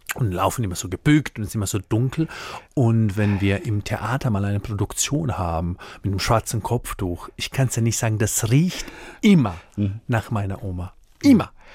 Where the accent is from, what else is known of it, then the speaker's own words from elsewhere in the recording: Split, Split-Dalmatia County, Croatia; German is a second language; moved away as an adult; also born or lived in Mannheim, Germany; now in Deidesheim, Germany; Ich komme von einem Vorort von Split in ja. Dalmatien. Mein Papa war in Deutschland, Gastarbeiter. Ich bin in Kroatien äh, groß geworden